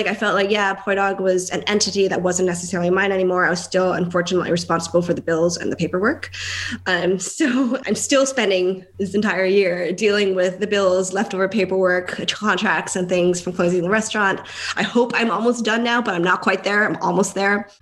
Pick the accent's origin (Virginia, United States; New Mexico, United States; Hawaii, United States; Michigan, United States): Hawaii, United States; also born or lived in New York / Bryn Mawr; now in Philadelphia, United States; because I'm from Hawaii